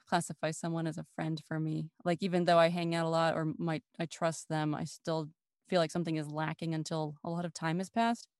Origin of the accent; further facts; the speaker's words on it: United States; accent: American; also born or lived in France; we did in America.